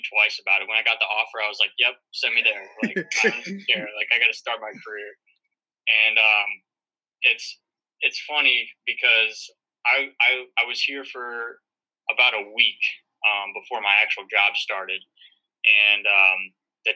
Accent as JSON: {"language": "English", "town": "St. Louis", "region": "Missouri", "country": "United States", "moved": "as an adult", "lives_now": "north of New York City, United States", "said": "I'm from St. Louis, Missouri."}